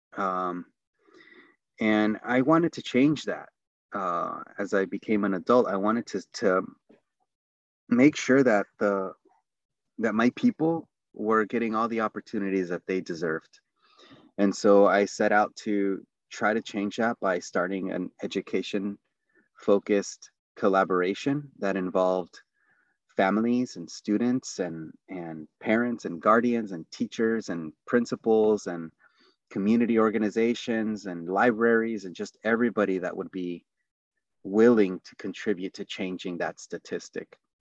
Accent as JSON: {"language": "English", "town": "San Diego", "region": "California", "country": "United States", "tie": "born or raised there", "also_born_or_lived": "Tijuana, Mexico / Los Angeles, California", "said": "the neighborhood that I grew up in. So I was born in Tijuana, and then, um, which is Baja California, Mexico. We immigrated to Los Angeles, California. And we ended up in a place called San Diego. Um, and then even more honed in, it was San Isidro"}